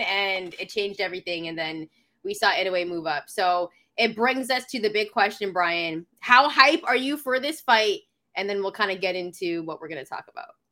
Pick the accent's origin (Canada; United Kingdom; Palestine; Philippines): Canada; I'm from Canada